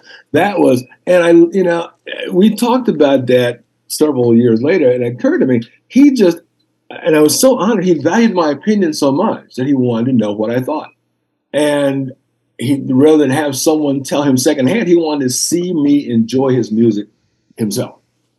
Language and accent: English; Denmark; So when you grew up in Denmark, you know, I'm from Denmark.